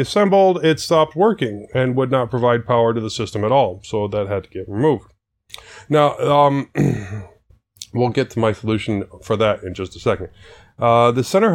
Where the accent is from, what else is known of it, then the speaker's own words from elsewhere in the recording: Alaska, United States; I was born in Alaska.